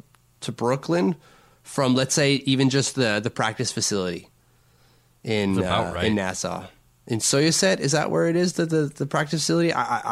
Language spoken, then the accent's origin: English; France; accent: French; English is a second language; And like my French accent, do I have to say it that way?